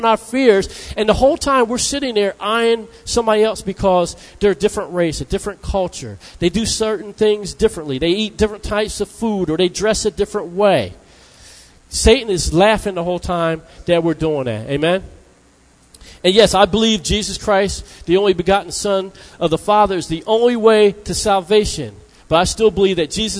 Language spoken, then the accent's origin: English; New Jersey, United States; I'm from New Jersey